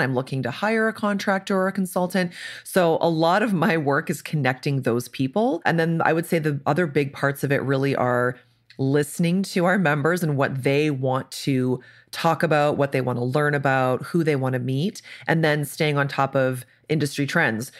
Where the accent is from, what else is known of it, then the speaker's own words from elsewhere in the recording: Canada; moved away as an adult; now in Indianapolis, United States; So I'm Canadian. I'm often the token Canadian on things like this.